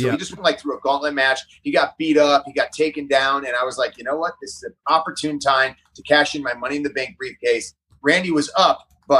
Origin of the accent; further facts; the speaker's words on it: Parma, Ohio, United States; I was from Parma, Ohio. Represent Ohio, by the way.